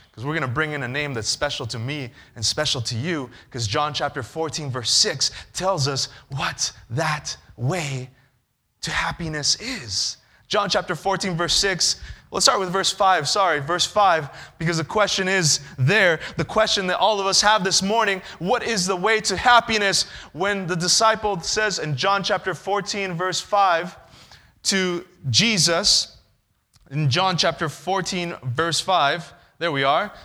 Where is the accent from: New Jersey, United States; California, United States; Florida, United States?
California, United States; I'm from California